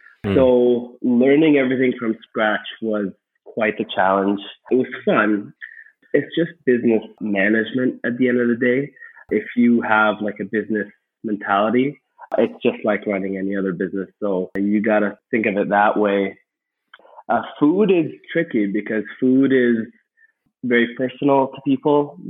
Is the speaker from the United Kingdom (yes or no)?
no; Egypt; moved away as an adult; now in Canada; So I came to Canada from Egypt back in 2011. We were already Canadian citizens at that point, but I came with my brother to kind of start our careers here.